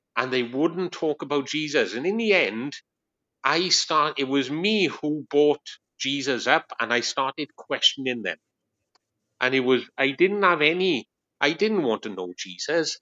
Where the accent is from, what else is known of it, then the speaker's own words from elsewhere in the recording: Wales, United Kingdom; moved away as an adult; now in Long Eaton, United Kingdom; this man sounds really strange, it's because I'm from Wales. I'm a Welshman